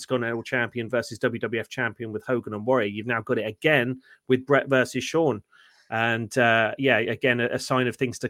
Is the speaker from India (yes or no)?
no; United Kingdom; we're British